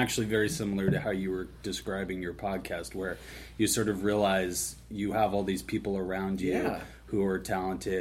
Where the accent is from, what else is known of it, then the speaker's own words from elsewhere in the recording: Sea Cliff, New York, United States; also born or lived in Bushwick, New York; I'm from New York in Long Island, a little town called Seacliff